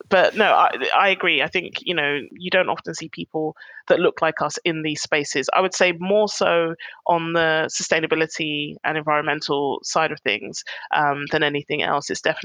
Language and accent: English; United Kingdom; And, you know, being Black British is a big part of that.